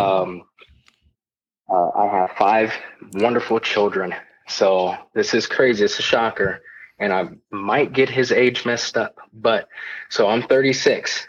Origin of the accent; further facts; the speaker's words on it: Southern California, United States; moved away as an adult; I was born and raised in Southern California. Uh, lived there for about 18 years of my life, and then I joined the military